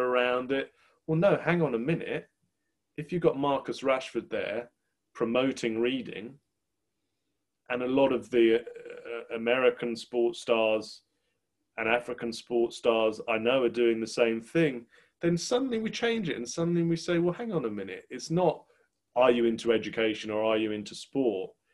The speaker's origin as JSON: {"language": "English", "region": "England", "country": "United Kingdom", "said": "as an Englishman"}